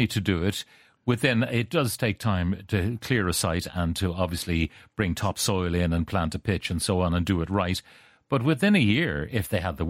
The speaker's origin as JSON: {"language": "English", "town": "Dublin", "region": "Leinster", "country": "Ireland", "tie": "born or raised there", "said": "Why should myself and the community I grew up in Dublin 8, not be entitled to the same level and access to facilities that all the rest of Dublin has, as well as those across the country?"}